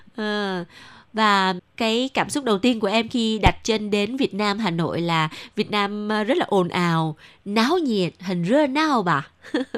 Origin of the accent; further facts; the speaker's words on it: Southern Vietnam, Vietnam; accent: southern; chị là giọng ở Nạnh Phan ở miền Nam